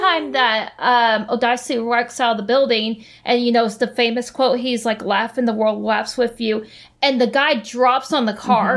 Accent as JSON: {"language": "English", "country": "United States", "said": "as an American"}